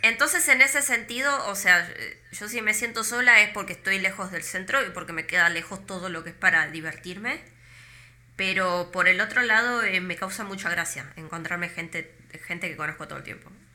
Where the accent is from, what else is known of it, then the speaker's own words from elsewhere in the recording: Argentina; moved away as an adult; now in Iceland; una persona como yo, normal, de Argentina